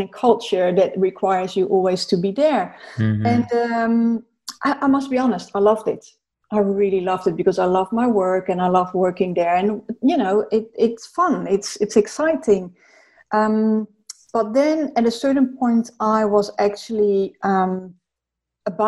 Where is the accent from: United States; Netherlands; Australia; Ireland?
Netherlands; moved away as an adult; also born or lived in South Africa / London; I'm Dutch, by the way, so I'm from the Netherlands.